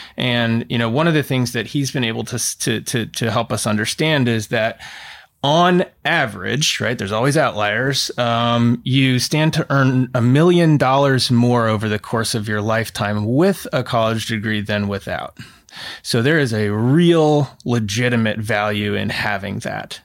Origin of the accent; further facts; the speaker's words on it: Oregon, United States; I grew up in Oregon in the nineties